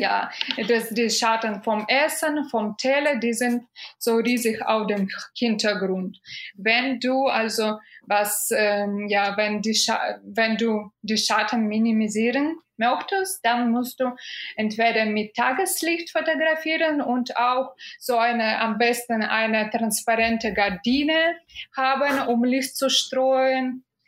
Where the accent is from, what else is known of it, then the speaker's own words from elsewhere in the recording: Minsk, Belarus; German is a second language; moved away as an adult; now in Germany; ich bin aus Minsk